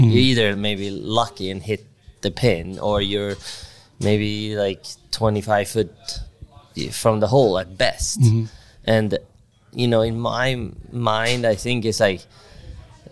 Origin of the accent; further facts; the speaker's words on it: Sweden; growing up in Sweden